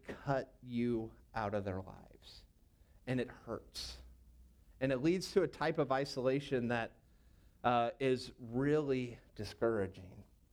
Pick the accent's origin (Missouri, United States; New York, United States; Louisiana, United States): Missouri, United States; St. Louis; moved away as an adult; also born or lived in Knoxville, Tennessee; I grew up in St. Louis